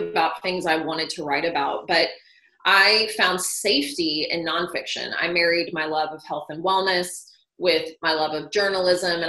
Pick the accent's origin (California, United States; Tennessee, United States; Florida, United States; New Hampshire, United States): Tennessee, United States; Nashville; moved away as an adult; also born or lived in Chicago; I grew up in Nashville